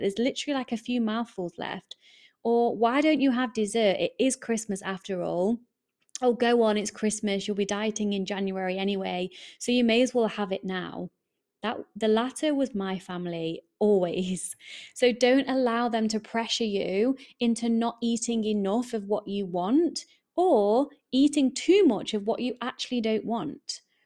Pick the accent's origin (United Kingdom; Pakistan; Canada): United Kingdom; England; accent: English; I am English, my accent kinda gives that away